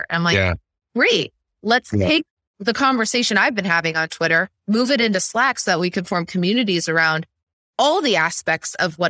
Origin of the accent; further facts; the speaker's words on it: Midwest, United States; So I grew up in the Midwest where MLMs are a thing.